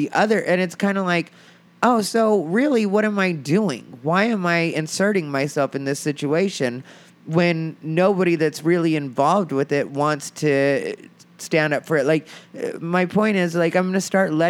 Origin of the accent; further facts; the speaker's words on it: Arizona, United States; moved away as an adult; now in Los Angeles, United States; the town I'm from is smaller, but the scene, when I say my hometown scene, that's Phoenix, Arizona